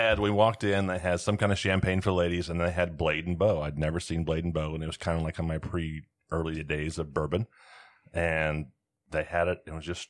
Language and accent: English; Midwest, United States; we're the rednecks from the Midwest